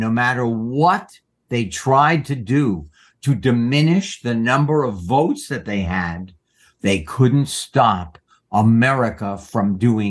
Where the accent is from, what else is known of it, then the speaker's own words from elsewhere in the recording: United States; I'm an American. I'm a man. I'm an actor by profession. I am educated. I have a point of view about the life that goes on in my country.